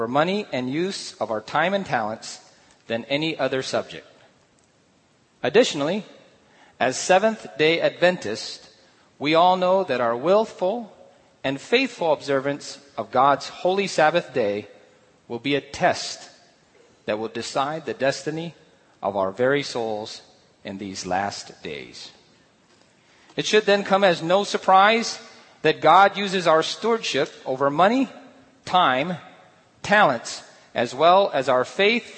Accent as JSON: {"language": "English", "country": "Guam", "tie": "born or raised there", "said": "in the early 1960s and early 70s, I grew up in Guam"}